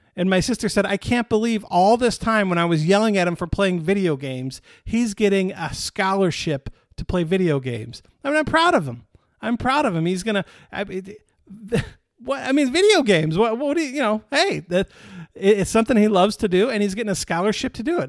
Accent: Michigan, United States; now in Texas, United States; When I grew up in Michigan, summers were exciting because the weather was nice. Now that I live in Texas

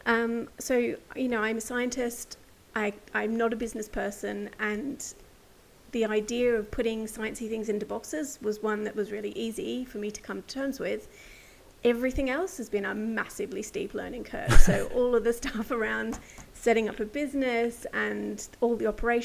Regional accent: rural New South Wales, Australia; So I'm an Aussie by birth. I was born and bred in rural New South Wales

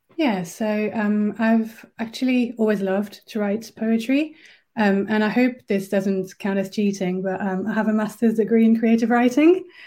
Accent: France; first language French; English is a second language; moved away as an adult; also born or lived in Berlin; now in Birmingham, United Kingdom; I'm originally from France, uh, but I've been living in Birmingham for almost 10 years now

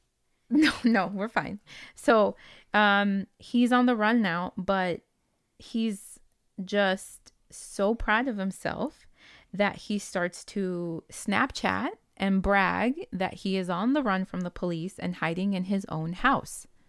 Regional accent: West Coast, United States; English is a second language; We are from the West Coastians

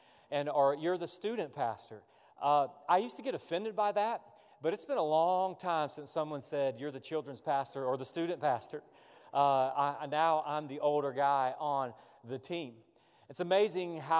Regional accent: the South, United States; I grew up in the South. All my relatives are from Georgia, the Athens and Atlanta area.

